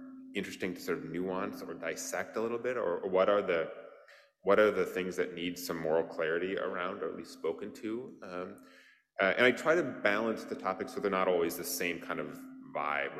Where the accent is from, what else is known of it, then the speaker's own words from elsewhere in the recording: Wisconsin, United States; moved away; I grew up in Wisconsin and we're Packers fans